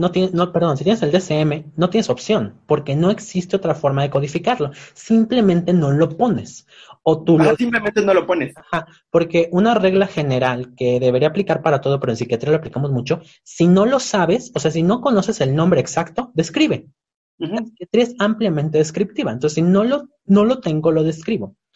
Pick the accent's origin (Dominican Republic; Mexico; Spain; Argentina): Mexico; Yucatán; soy yucateca